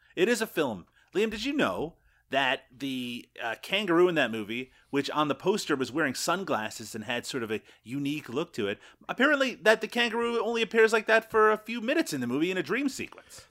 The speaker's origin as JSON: {"language": "English", "region": "Newfoundland and Labrador", "country": "Canada", "tie": "born or raised there", "also_born_or_lived": "Ontario", "moved": "yes", "said": "I grew up in Newfoundland"}